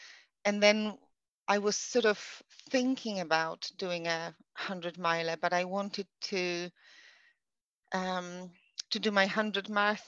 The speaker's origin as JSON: {"language": "English", "country": "Poland", "second_language": "English", "moved": "yes", "lives_now": "United Kingdom", "said": "I moved over to the UK from Poland in 2008."}